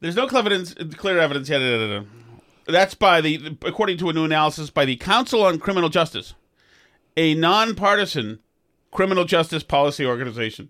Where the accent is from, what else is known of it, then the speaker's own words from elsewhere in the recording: Winchester, Massachusetts, United States; I'm a kid from Winchester